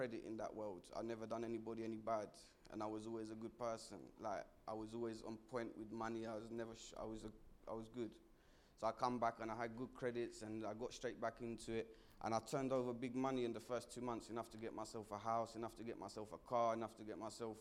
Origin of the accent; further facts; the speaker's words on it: Essex, East of England, United Kingdom; moved away as an adult; now in London, United Kingdom; I'm from Essex originally, so when I come here, I knew nobody